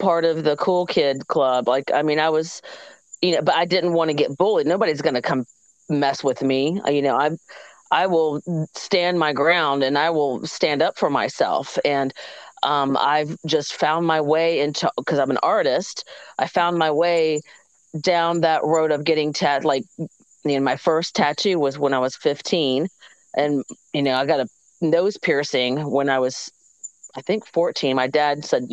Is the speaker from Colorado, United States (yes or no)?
no; Georgia, United States; also born or lived in South Carolina; I moved from South Carolina to Georgia, and I had to make new friends when I was 10 years old